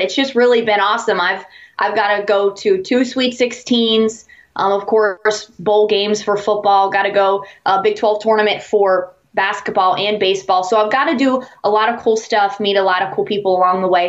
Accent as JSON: {"language": "English", "town": "New Manchester", "region": "West Virginia", "country": "United States", "tie": "born or raised there", "said": "I'm from a little town called New Manchester, uh, West okay. Virginia. It's in Hancock County"}